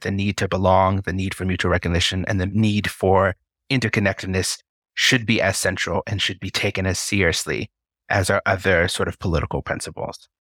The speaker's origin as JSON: {"language": "English", "region": "Colorado", "country": "United States", "tie": "born or raised there", "said": "I was born in Colorado and currently reside in Colorado Springs, Colorado"}